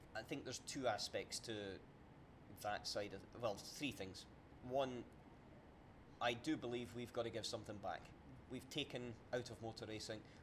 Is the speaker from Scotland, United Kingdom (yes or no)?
yes; Scotland, United Kingdom; about 15 miles from where I was born and brought up in Scotland